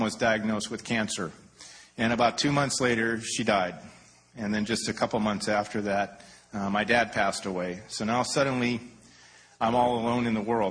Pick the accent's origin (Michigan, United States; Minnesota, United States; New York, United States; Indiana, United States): Michigan, United States; Detroit; also born or lived in Anaheim, California; now in California, United States; I grew up in Detroit